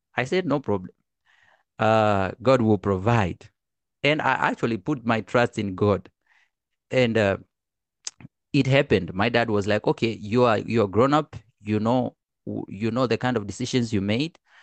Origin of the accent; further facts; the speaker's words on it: Arusha, Tanzania; now in China; I'm from Tanzania. I was born in Arusha.